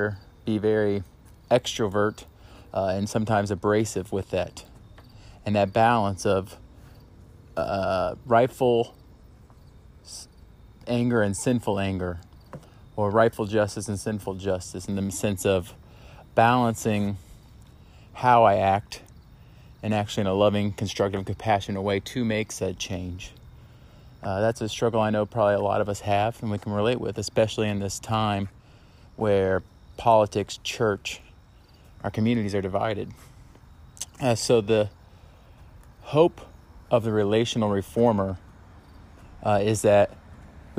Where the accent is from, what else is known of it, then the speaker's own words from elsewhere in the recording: Indianapolis, Indiana, United States; also born or lived in Liberty University (Virginia); I'm a Hoosier, meaning I grew up in Indianapolis.